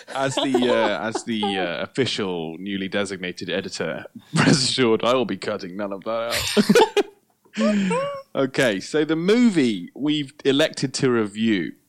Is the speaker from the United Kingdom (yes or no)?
yes; United Kingdom; we're we're British